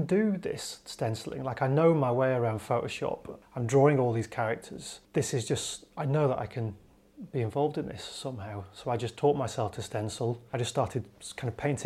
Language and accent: English; Wigan, North West England, United Kingdom; moved away as an adult; also born or lived in Blackpool / London; I'm from Wigan originally.